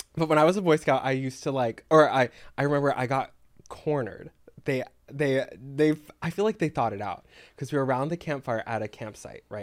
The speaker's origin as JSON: {"language": "English", "region": "Texas", "country": "United States", "tie": "born or raised there", "moved": "yes", "said": "growing up in Texas"}